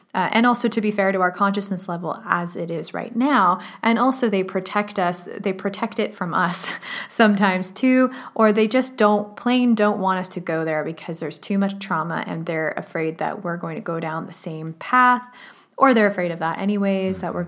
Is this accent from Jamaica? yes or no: no; Canada; I grew up in Canada